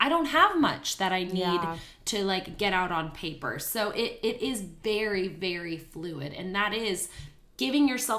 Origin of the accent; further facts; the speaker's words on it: Canada; moved away as an adult; now in Houston, United States; I'm originally from Canada, and I moved here to Houston about 8 years ago